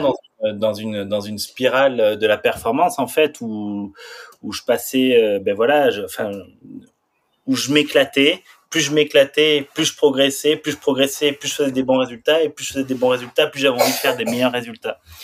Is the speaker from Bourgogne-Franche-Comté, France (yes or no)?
no; Saint-Lary-Soulan, Occitania, France; j'ai grandi à Saint-Lary-Soulan, c'est une station de ski dans les Pyrénées